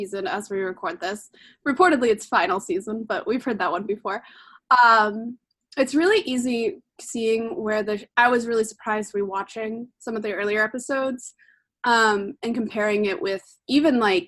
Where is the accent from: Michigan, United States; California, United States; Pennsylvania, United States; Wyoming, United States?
Wyoming, United States; now in Pacific Northwest, United States; I grew up in Wyoming with my friend Marit, who's also on the podcast